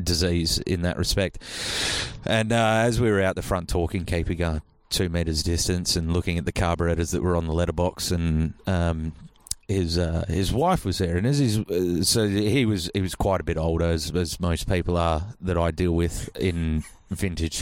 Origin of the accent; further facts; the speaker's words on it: Albany, Western Australia, Australia; I'm from Albany